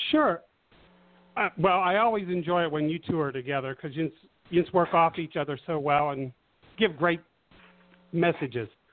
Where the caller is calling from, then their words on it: Arizona, United States; I'm calling from Arizona